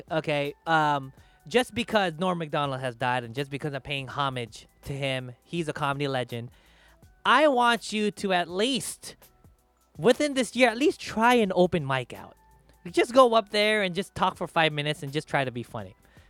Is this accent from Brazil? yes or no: no; Philippines; So, you know, like for me, I'm Filipino. If I go back to the Philippines, I'll talk shit about my people.